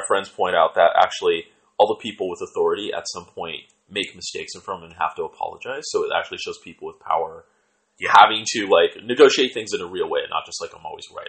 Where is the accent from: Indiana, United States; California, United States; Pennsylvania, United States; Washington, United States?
Washington, United States; Seattle; And since I'm from Seattle